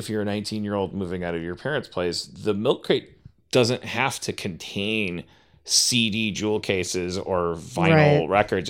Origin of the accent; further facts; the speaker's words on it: Midwest, United States; I grew up in the Midwest, and like I've given up on caring about if my mom's listening or if it gets back to her.